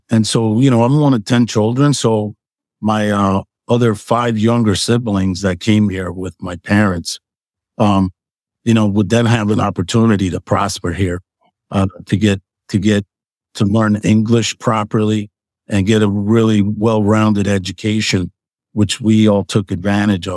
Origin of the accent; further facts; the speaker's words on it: Lancaster, Pennsylvania, United States; also born or lived in Puerto Rico; I came here when I was about, 8 years old. And, so my family had come to Lancaster in the early to mid 70s. And, we moved here from Puerto Rico